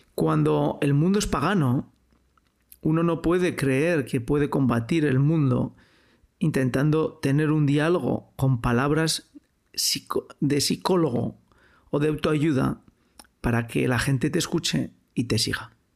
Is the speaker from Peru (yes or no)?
no; Spain; Yo soy español, yo hablo español, yo he vivido en un pueblo, yo he crecido en una sociedad